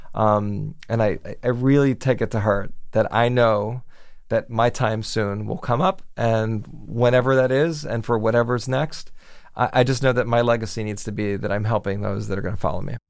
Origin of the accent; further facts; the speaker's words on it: Miami, Florida, United States; moved away as an adult; now in New York, United States; growing up in Miami